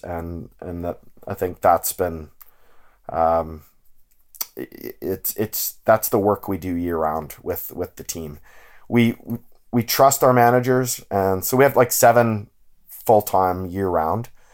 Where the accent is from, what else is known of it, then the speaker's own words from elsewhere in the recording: Ontario, Canada; growing up in Ontario